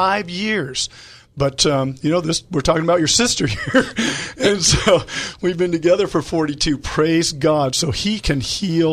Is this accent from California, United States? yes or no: yes; El Cajon, California, United States; we are born and raised in El Cajon